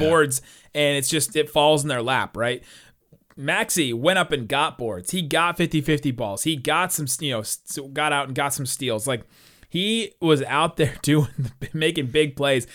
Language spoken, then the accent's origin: English; Cincinnati, Ohio, United States; I'm from Cincinnati